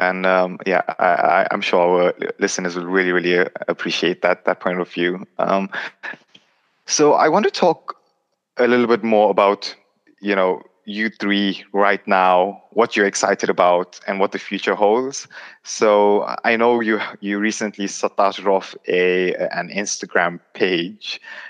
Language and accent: English; United Kingdom; But it's also important to recognize that we are British Muslims, right? So we've been brought up here. So it's naturally, it is going to be a mix of two cultures.